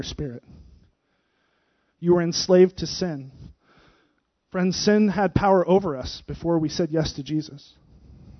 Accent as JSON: {"language": "English", "country": "United States", "said": "As Americans, we live in the freest nation in the world"}